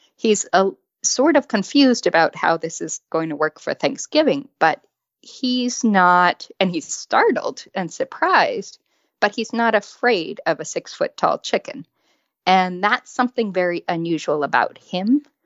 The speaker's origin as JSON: {"language": "English", "region": "West Coast", "country": "United States", "tie": "born or raised there", "said": "I grew up on the West Coast"}